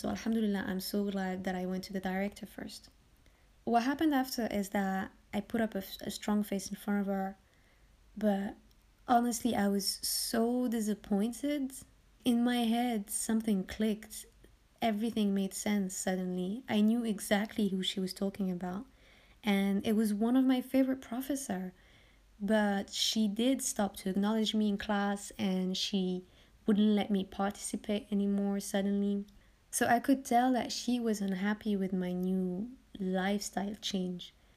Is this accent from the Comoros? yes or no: no; France; I was born and raised in France from Moroccan parents